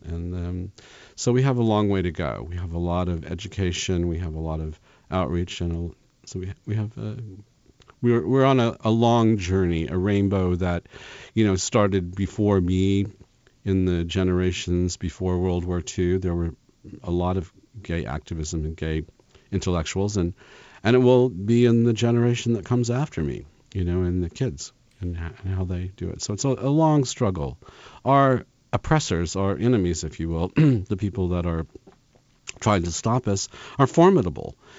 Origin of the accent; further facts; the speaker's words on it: Kansas, United States; moved away; I grew up in Kansas